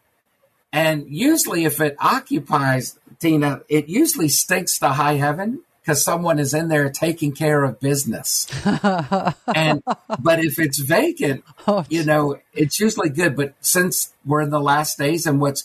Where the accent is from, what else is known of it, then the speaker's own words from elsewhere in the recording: Maryland, United States; moved away; my hometown where John Wilkes Booth went to Dr. Samuel Mudd